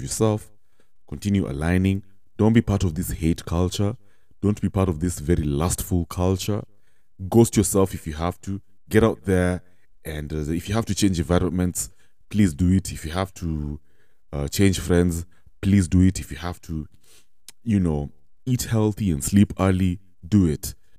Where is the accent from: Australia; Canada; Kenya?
Kenya; as Kenyans, as Kenyan youth especially